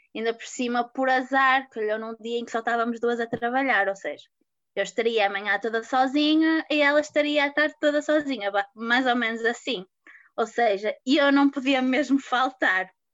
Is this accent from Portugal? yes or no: yes; Porto, Norte, Portugal; tenho 23 anos e sou do Porto